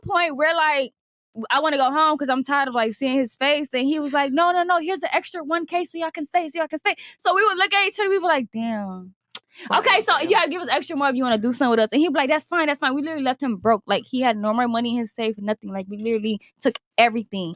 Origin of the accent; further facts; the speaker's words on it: Miami, Florida, United States; I'm from Miami